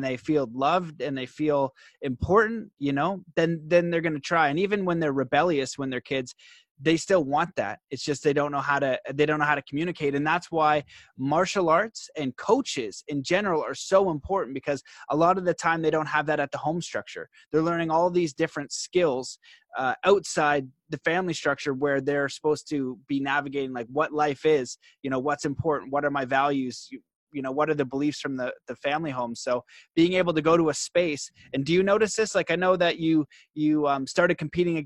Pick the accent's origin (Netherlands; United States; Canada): Canada; I'm Canadian